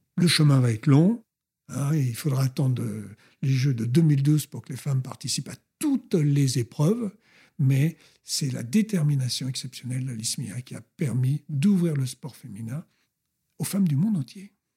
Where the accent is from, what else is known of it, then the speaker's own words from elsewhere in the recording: Colombes, Île-de-France, France; also born or lived in Brittany; je suis d'origine bretonne et je suis né à Colombes, rue François Faber